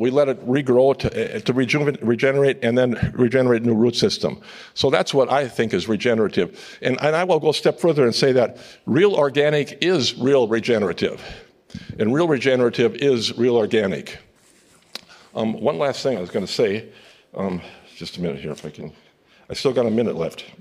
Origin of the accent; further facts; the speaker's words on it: upper Midwest, United States; I'm from the Midwest, and the upper Midwest, we claim to have some of the best soils in the world